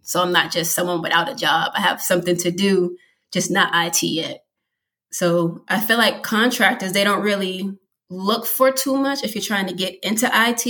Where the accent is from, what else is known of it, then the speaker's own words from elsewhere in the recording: Massachusetts, United States; moved away as an adult; now in Virginia, United States; I'm originally from Massachusetts. I moved down here to Virginia 5 years ago